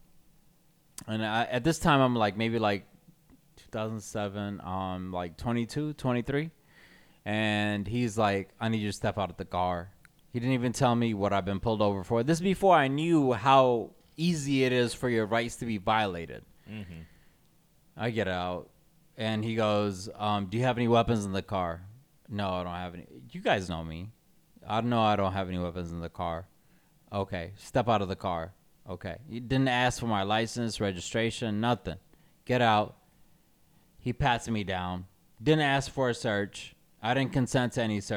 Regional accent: Clarkston, Georgia, United States; growing up in Clarkson

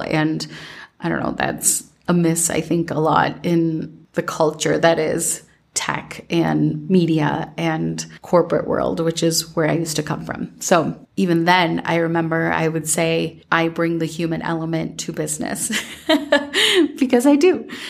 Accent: Minnesota, United States; growing up in Minnesota

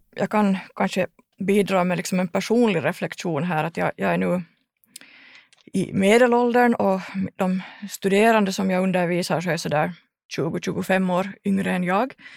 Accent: Ekenäs, Uusimaa, Finland; jag kommer från Ekenäs

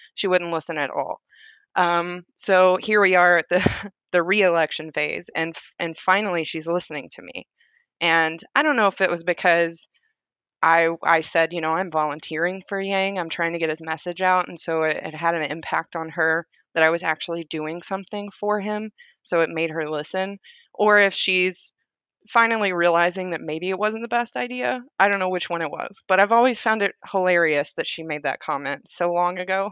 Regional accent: Summertown, Tennessee, United States; moved away as an adult; also born or lived in Hohenwald, Tennessee; now in Oklahoma, United States; I grew up in Summertown, Tennessee, but I graduated and went to school in Hohenwald, Tennessee

